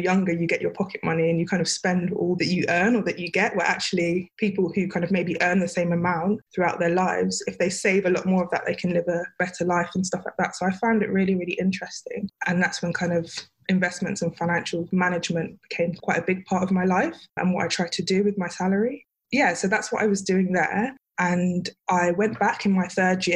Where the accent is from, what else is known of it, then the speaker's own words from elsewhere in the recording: London, United Kingdom; also born or lived in Sheffield; I grew up in Peckham / Nunhead